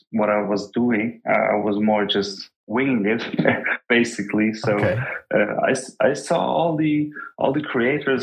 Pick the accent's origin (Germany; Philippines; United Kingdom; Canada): Germany; English is a second language; I'm Turkish, but I'm from Germany. I was born and raised here